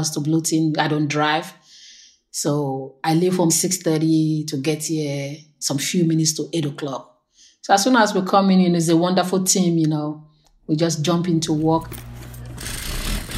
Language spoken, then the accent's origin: English; Nigeria; moved away as an adult; now in United States; I'm originally from Nigeria